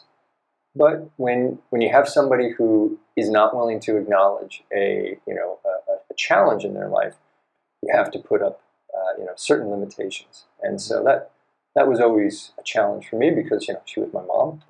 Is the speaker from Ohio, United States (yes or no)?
no; San Francisco, California, United States; moved away as an adult; also born or lived in Hong Kong; now in Japan; born and raised San Francisco Bay Area